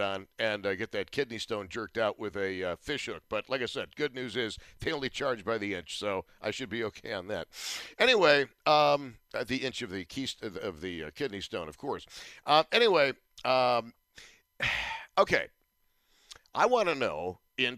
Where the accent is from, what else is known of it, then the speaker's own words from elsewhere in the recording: Buffalo, New York, United States; I was from Buffalo